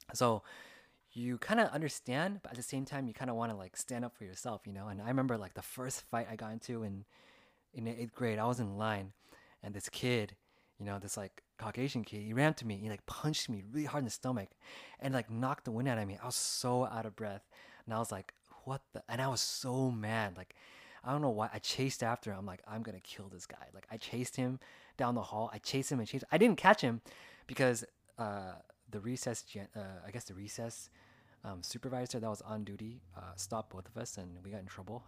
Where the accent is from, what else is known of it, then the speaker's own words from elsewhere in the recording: California, United States; growing up through the eyes of like an Asian American as a second generation here in California in the United States